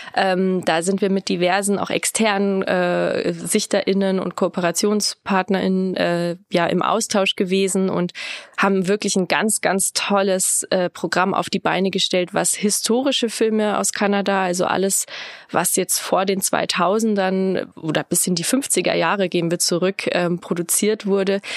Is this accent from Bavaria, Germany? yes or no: yes; near Rosenheim, Upper Bavaria, Germany; moved away as an adult; now in Regensburg, Germany; bin ich ursprünglich aus der Nähe von Rosenheim, Oberbayern